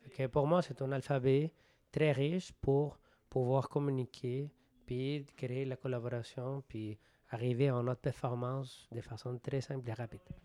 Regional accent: Venezuela; French is a second language; moved away; Je jouais au baseball au Venezuela, de mon pays d'origine, pendant 13 ans

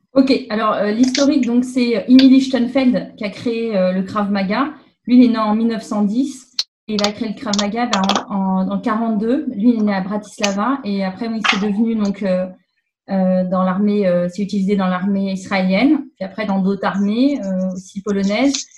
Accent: Paris region, Île-de-France, France; now in Quebec, Canada; je viens de France, de région parisienne.

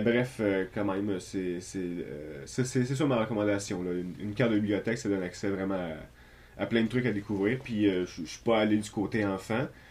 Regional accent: Trois-Rivières, Quebec, Canada; je suis de Coin-du-Lac

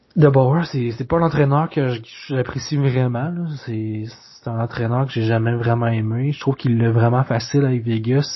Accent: Quebec, Canada; en tant que Québécois

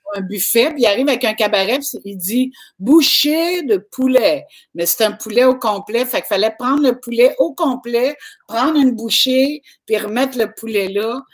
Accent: Quebec, Canada

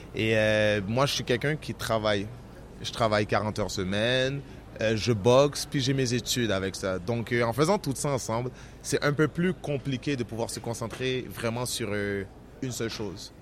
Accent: Montreal, Quebec, Canada; je suis de Montréal, que j'habite au Québec

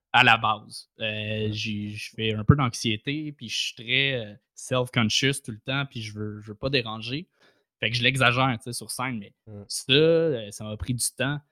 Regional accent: Saint-Eustache, Quebec, Canada; je viens de, de Saint-Eustache

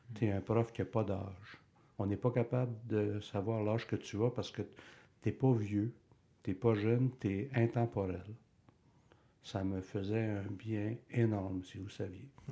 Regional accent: Bay, Quebec, Canada; also born or lived in Sherbrooke; je suis originaire de Bay

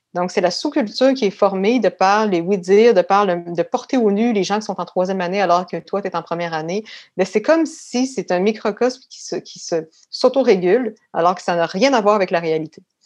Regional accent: Quebec City, Quebec, Canada; also born or lived in Paris, France / England; Je suis née à Québec et j'ai grandi principalement à Beauport communément appelé Beauport Beach

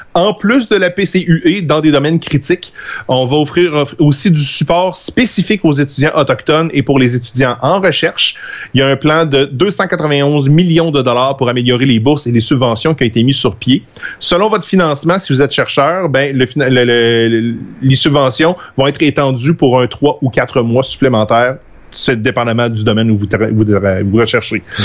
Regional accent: Trois-Rivières, Quebec, Canada; moved away; also born or lived in Alma; je viens de Trois-Rivières, puis quand j'ai déménagé euh, à Alma

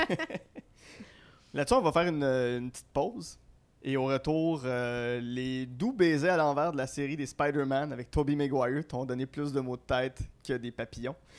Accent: Gatineau, Quebec, Canada; je suis natif de Gatineau, donc euh, c'est un petit gars de mon coin

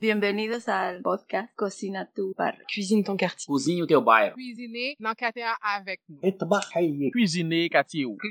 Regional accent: DR Congo; moved away as an adult; also born or lived in Pierrefonds-Roxboro, Montreal, Canada; now in Montreal, Canada; Je viens du Congo, République démocratique du Congo, en Afrique centrale

